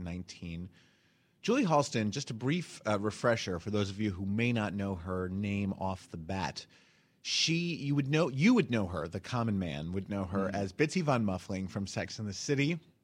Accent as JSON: {"language": "English", "town": "Summit", "region": "New Jersey", "country": "United States", "tie": "born or raised there", "said": "when I was growing up in Summit, New Jersey, the only Jew in Summit, New Jersey, we'd go to the local synagogue"}